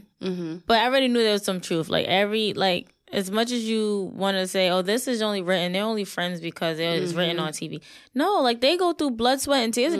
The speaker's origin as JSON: {"language": "English", "town": "Brooklyn", "region": "New York", "country": "United States", "tie": "born or raised there", "said": "in my hometown. What up, Brooklyn?"}